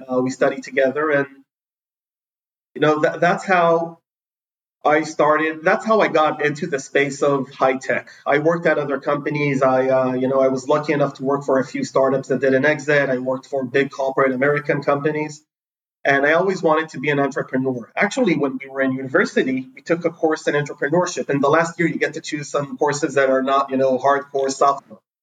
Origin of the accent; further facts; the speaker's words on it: Jerusalem District, Israel; also born or lived in San Francisco; I was born in Jerusalem. We moved to San Francisco pretty early on. Then I moved to a neighborhood wow. called Middle uh, which is near Jerusalem.